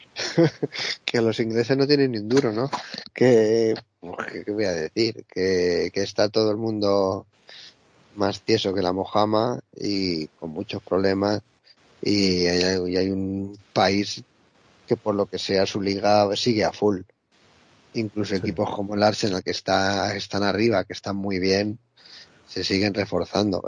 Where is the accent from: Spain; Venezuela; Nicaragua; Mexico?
Spain; nosotros que somos gente de España